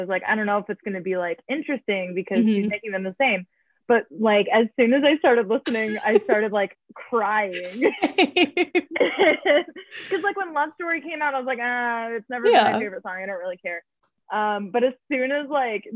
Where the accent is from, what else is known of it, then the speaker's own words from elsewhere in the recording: Winnipeg, Manitoba, Canada; My hometown is Winnipeg, Canada.